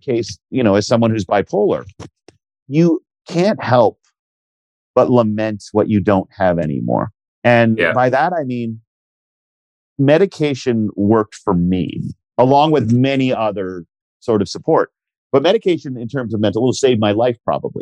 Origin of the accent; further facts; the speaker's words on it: Canada; we're Canadian